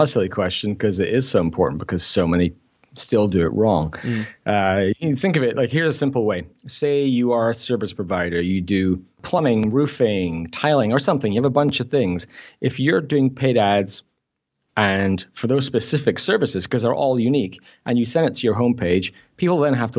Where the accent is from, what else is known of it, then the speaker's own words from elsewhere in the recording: Scotland, United Kingdom; also born or lived in Newcastle; I grew up in Scotland, but I was born in Newcastle, so I'm a Geordie.